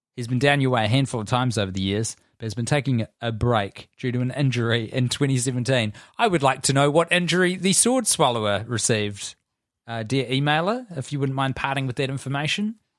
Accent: Christchurch, Canterbury, New Zealand; we grew up in Christchurch

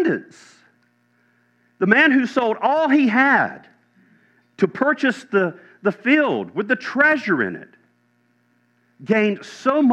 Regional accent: Chapel Hill, North Carolina, United States; moved away; I was born in Chapel Hill, North Carolina

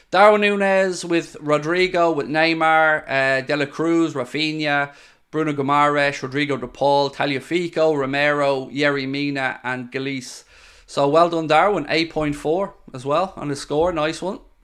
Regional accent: Ireland; being Irish

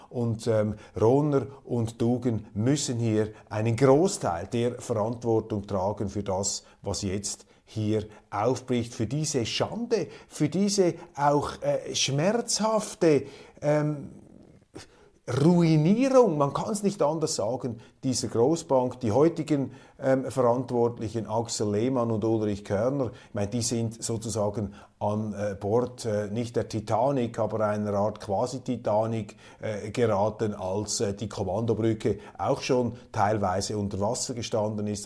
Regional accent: Switzerland; als Schweizer

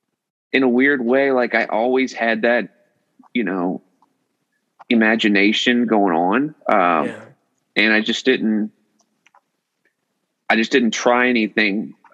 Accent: Lake Wylie, South Carolina, United States; moved away as an adult; also born or lived in Greenville, South Carolina / Greenwood, South Carolina / Atlanta, Georgia; So I grew up in Lake Wylie, South Carolina.

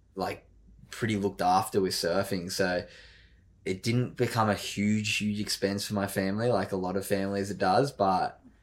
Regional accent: Sydney, New South Wales, Australia; I grew up in Narrabeen, Sydney's Northern Beaches.

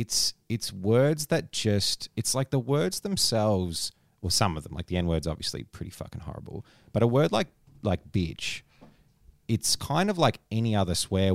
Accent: Australia; We're also Australian.

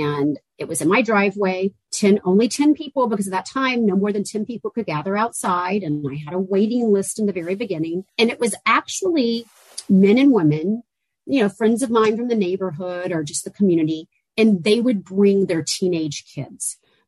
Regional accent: Georgia, United States; also born or lived in Auburn, Alabama; One is I'm a Southerner, and I grew up in the South in Georgia, went to school in Auburn, Alabama.

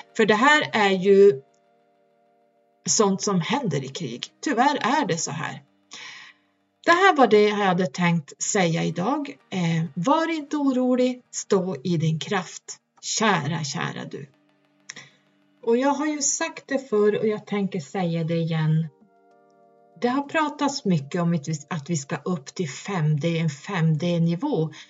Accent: Norrland, Sweden; där jag kommer ifrån jättehögst upp

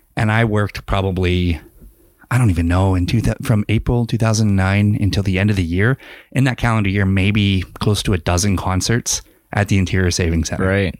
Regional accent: London, Ontario, Canada; moved away as an adult; now in Kamloops, Canada; go home in my hometown

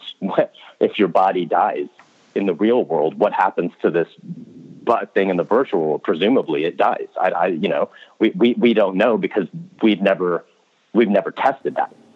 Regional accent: United States; accent: American

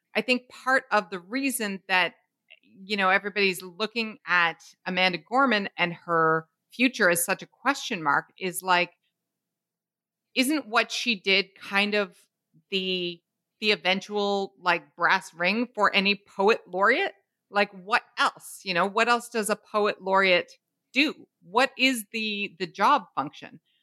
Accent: Canada; We're Canadian

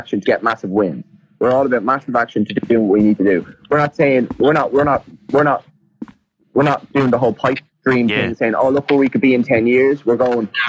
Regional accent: Ireland; we're Irish

